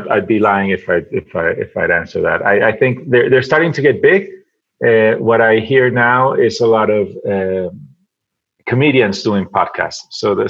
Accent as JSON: {"language": "English", "country": "Venezuela", "also_born_or_lived": "United States", "moved": "yes", "lives_now": "Mexico City, Mexico", "said": "I'm originally from Venezuela. I went to school in the States, and I've been living in Mexico for the last 15 years."}